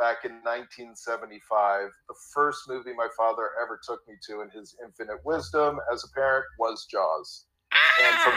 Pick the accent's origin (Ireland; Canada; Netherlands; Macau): Canada; Toronto, Ontario; I'm born and bred in Toronto. Worked here all my life